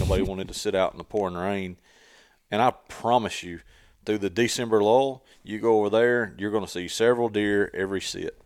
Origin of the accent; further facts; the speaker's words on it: Tennessee, United States; I grew up hunting in Tennessee